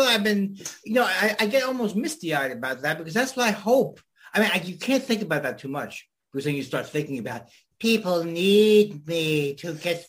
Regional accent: New York, United States; And I'm from New York.

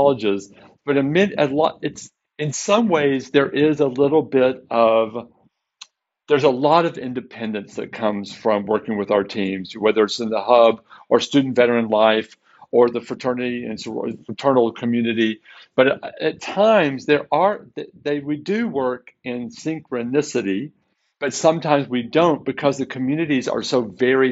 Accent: Waco, Texas, United States; now in Seattle, United States; born and raised in Waco

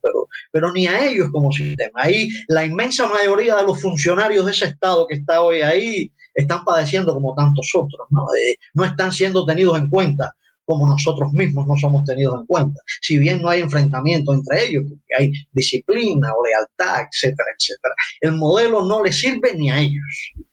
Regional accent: Cuba; los cubanos somos capaces de civismo, que los cubanos no estamos tan dañados

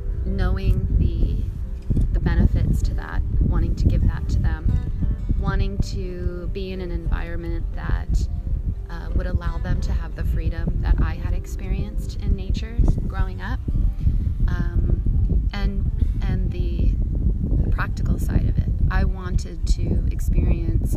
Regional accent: East Coast, United States; growing up on the East Coast

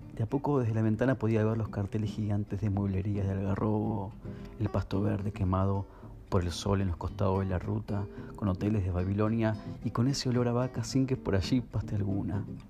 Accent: Munro, Buenos Aires Province, Argentina; also born or lived in Núñez, Buenos Aires; Nací en Munro, aunque mi libreta civil dice que nací en Núñez

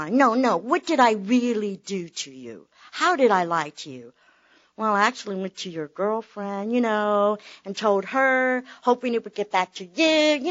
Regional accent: Tampa, Florida, United States; I was born in Tampa, raised in Tampa

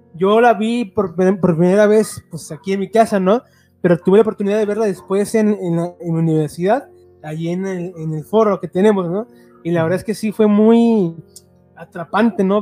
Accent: Mexico; como mexicanos

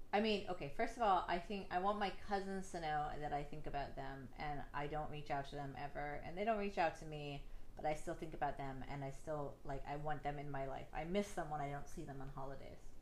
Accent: Northeast Ohio, United States; I grew up in Northeast Ohio. I lived in a very small town

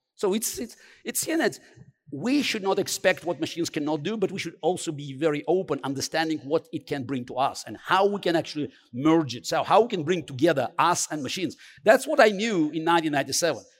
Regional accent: Baku, Azerbaijan; English is a second language; moved away; I grew up in Baku

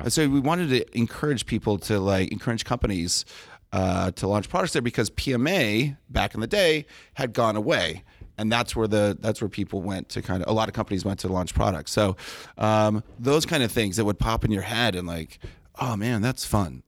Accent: Del Mar, California, United States; I grew up in Del Mar right next to the racetrack

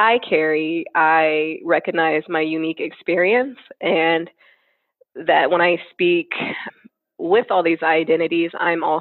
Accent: Seattle, Washington, United States; born and raised in Seattle, Washington.

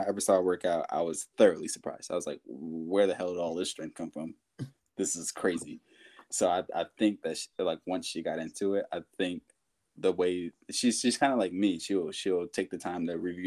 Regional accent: United States; moved away as an adult; now in Sweden; I grew up in America

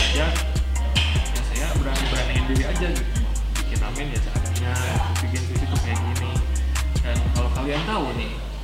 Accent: West Java, Indonesia; kita kan orang Sunda

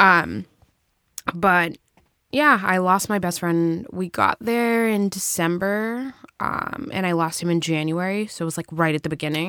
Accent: Brockton, Massachusetts, United States; also born or lived in New Bedford, Massachusetts / Salem, Massachusetts; I grew up in Brockton

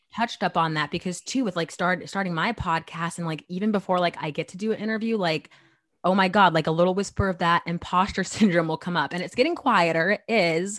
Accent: Chandler, Arizona, United States; moved away as an adult; now in New York, United States; I was born and raised in Arizona for twenty years

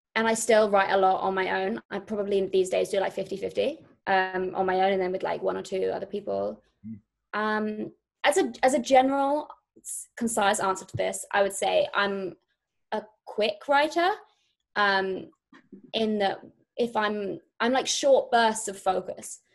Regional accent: near Brighton, South East England, United Kingdom; moved away as an adult; now in London, United Kingdom; I grew up in a near a place called Brighton, which is south of London on the coast. And I really mainly grew up in like a tiny village in like the middle of the countryside.

